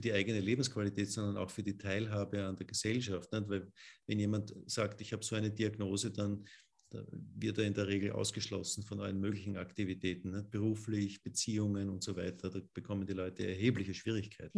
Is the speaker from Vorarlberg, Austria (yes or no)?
no; Burgenland, Austria; Ich bin aus dem Burgenland